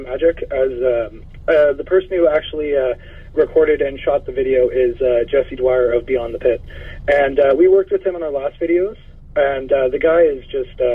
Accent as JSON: {"language": "English", "country": "Canada", "said": "we're Canadian"}